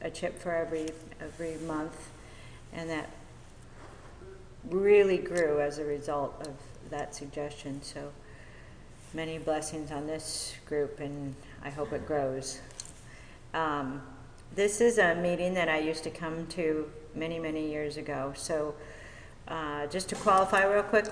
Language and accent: English; Mission Viejo, California, United States; I grew up in Mission Viejo, so I'm local.